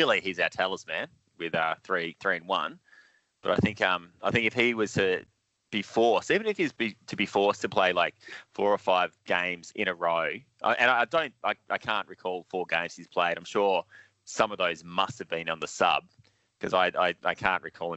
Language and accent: English; Adelaide, South Australia, Australia; I was born in Adelaide